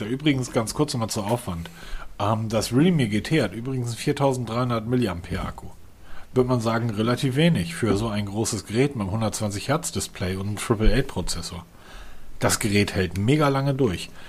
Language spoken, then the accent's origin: German; Northern Germany, Germany; Wenn ich als Norddeutscher mich an eine Hecke stelle und dahin pinkel, hat das mehr Druck als diese Powerbank.